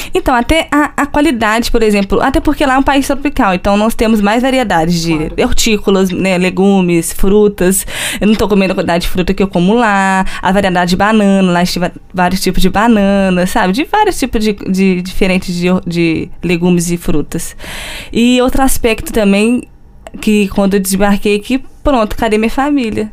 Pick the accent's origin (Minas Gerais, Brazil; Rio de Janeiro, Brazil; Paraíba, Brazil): Minas Gerais, Brazil; Juiz de Fora; moved away as an adult; also born or lived in Porto, Portugal; eu venho da Universidade Federal de Juiz de Fora, Minas Gerais, do Brasil